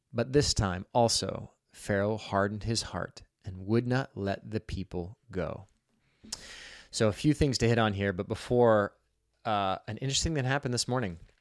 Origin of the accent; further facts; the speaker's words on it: Pacific Northwest, United States; moved away as an adult; also born or lived in Boulder, Colorado; Growing up in the Pacific Northwest